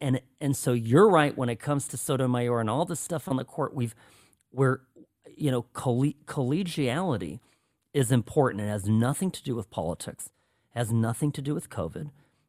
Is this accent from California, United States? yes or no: yes; Irvine, California, United States; I grew up in Irvine